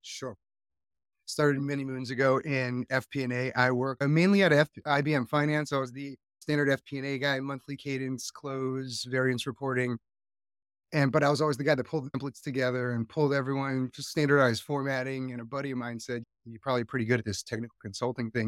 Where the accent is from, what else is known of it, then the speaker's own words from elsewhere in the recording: Hawaii, United States; also born or lived in Northeast US; now in Northeast, United States; I live in the Northeast right now, so it's not exactly the warmest time of the year, and I am from Hawaii